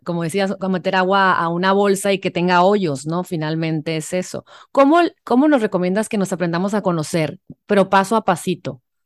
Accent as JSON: {"language": "Spanish", "country": "Mexico", "said": "los mexicanos que nos encanta el chamoy"}